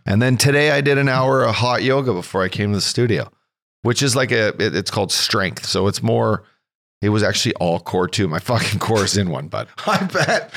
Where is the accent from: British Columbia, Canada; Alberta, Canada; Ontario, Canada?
Alberta, Canada; Fort McMurray; also born or lived in Kelowna; now in California, United States; I grew up in a little tiny oil and gas town in northern Alberta, north of Edmonton